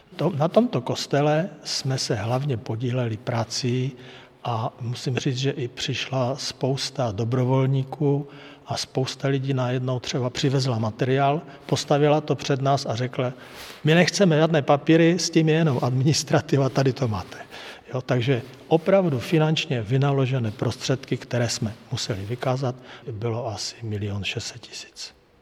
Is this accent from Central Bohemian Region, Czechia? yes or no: no; Hlučín Region, Moravian-Silesian Region, Czechia; moved away as an adult; now in Dolní Údolí, Czechia; My jsme z Hlučínska